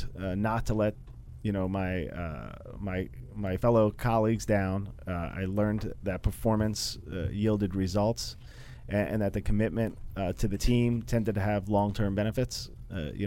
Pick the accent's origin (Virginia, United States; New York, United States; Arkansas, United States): New York, United States; Brentwood; I grew up in Brentwood, New York